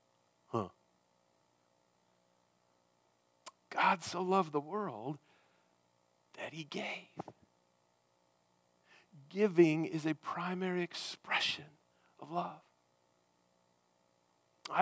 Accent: United States; we have here as Americans

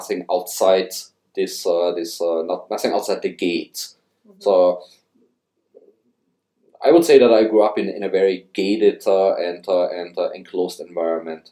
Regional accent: Tyrol, Austria; moved away as an adult; also born or lived in Europe / Canada; now in Gunnedah, Australia; I grew up in a little village in Tyrol with a little more than 6,000 people

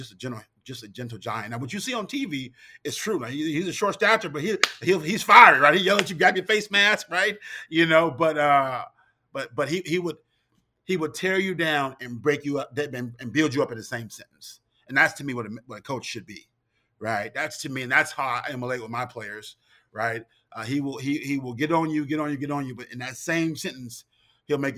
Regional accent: Southern California, United States; moved away as an adult; also born or lived in Notre Dame, Indiana; I'm from Southern California

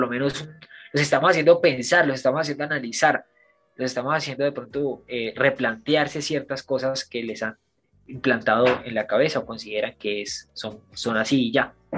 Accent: Colombia; yo también soy colombiano

